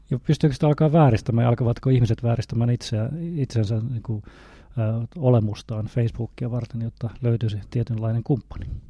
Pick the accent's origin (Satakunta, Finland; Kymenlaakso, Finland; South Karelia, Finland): Satakunta, Finland; Northern; moved away; mistä päin mä oon kotoisin, niin kuin tuolta Pohjois-Satakunnasta